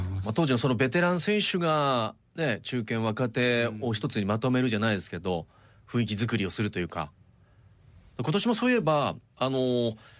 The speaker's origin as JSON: {"language": "Japanese", "town": "Takasaki", "region": "Gunma", "country": "Japan", "tie": "born or raised there", "said": "僕出身群馬なんで"}